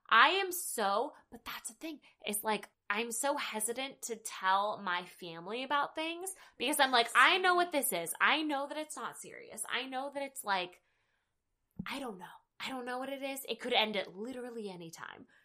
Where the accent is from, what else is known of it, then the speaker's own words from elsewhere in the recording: the South, United States; I'm from the South.